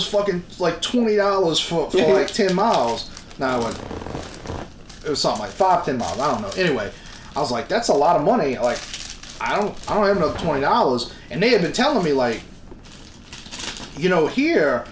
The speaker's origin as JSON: {"language": "English", "town": "New Orleans", "region": "Louisiana", "country": "United States", "said": "I'm from New Orleans."}